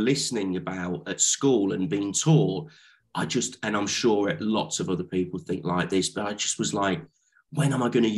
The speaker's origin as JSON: {"language": "English", "town": "Lichfield", "region": "West Midlands", "country": "United Kingdom", "tie": "born or raised there", "also_born_or_lived": "Leeds", "moved": "as an adult", "lives_now": "London, United Kingdom", "said": "I grew up in Lichfield"}